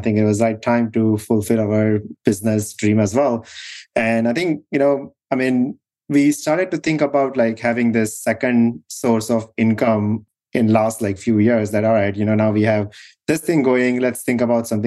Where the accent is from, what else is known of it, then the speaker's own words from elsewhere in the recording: India; moved away as an adult; now in United States; So we grew up in India